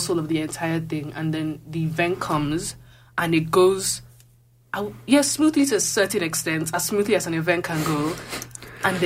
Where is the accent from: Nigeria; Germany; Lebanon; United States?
Nigeria; Lagos; moved away as an adult; now in Calgary, Canada; Yeah, I'm from Lagos. I grew up in Lagos